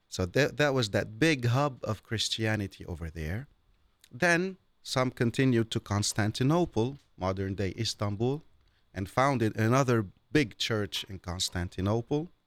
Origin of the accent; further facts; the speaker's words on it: Beirut, Beirut Governorate, Lebanon; moved away; also born or lived in mountains of Lebanon; I was born and I grew up in Beirut all my life.